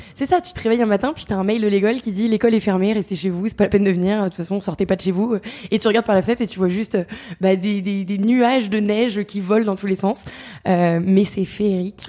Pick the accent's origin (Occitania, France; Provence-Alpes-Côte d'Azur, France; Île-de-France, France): Île-de-France, France; Paris; moved away as an adult; also born or lived in Montreal, Canada; j'avais quitté Paris à 18 ans